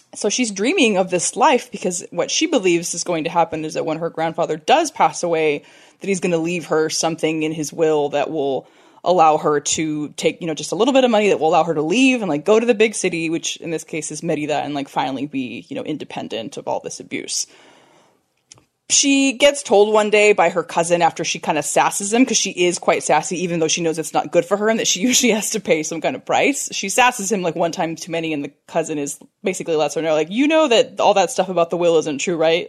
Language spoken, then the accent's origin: English; California, United States; I'm from California